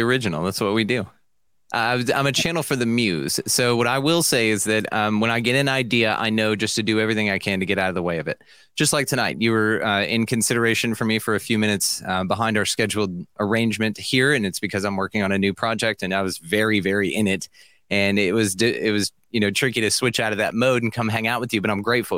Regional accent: Millsap, Texas, United States; I'm a podcaster from Millsap, Texas

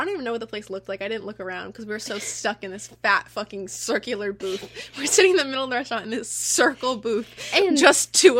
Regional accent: United States; we're American.

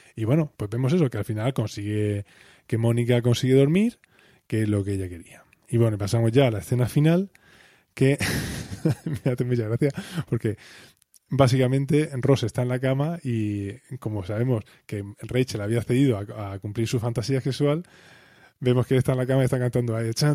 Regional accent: Spain; somos españoles, la cultura más mediterránea

